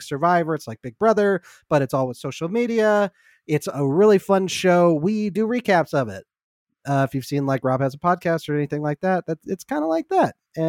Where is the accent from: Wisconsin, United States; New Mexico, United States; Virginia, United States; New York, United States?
New York, United States; I'm walking here. I'm from New York. Get the fuck out of my way.